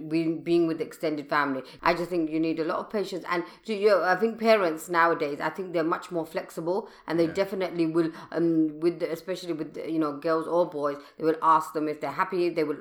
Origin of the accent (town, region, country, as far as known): London, United Kingdom; born or raised there